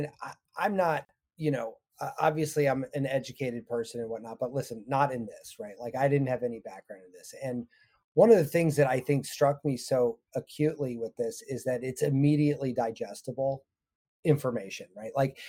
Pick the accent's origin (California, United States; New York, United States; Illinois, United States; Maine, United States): California, United States; San Francisco; I grew up in San Francisco area and everybody made sourdough.